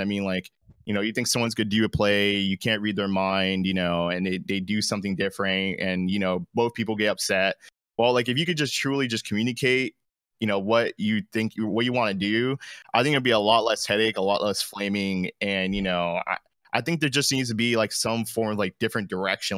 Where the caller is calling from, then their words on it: Jacksonville, Florida, United States; Calling from Jacksonville, Florida